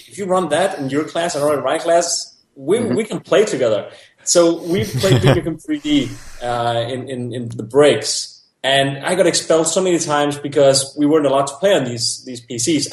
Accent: Denmark; I grew up in Denmark

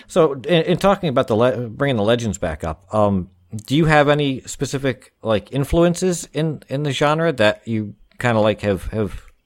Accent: New Jersey, United States; I'm from Jersey as well

